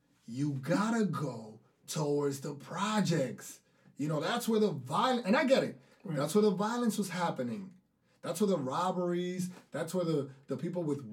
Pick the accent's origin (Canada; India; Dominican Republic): Dominican Republic; accent: thick Dominican; my thick Dominican accent